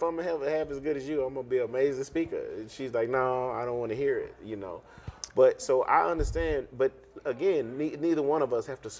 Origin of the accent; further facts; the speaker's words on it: East Texas, United States; I grew up in East Texas.